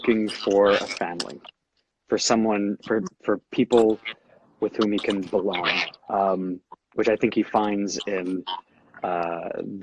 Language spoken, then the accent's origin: English; Canada; I was one of the ones growing up in Canada